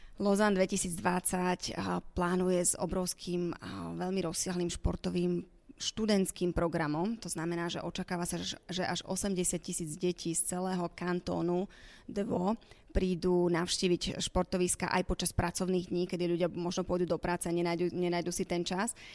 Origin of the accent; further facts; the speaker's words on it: Slovakia; som teda Slovenka